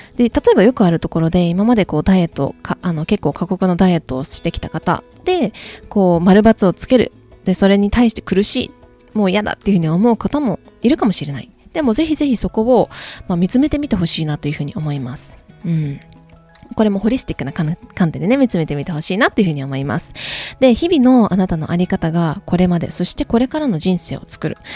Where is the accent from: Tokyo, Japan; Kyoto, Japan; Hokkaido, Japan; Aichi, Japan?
Kyoto, Japan; moved away; also born or lived in Hawaii; 京都出身なので、今京都に、あの、実家に戻っております。